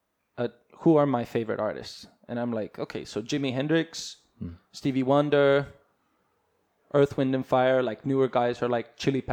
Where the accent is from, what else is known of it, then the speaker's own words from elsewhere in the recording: Estonia; also born or lived in California, United States; So I came back. I finished my first grade there.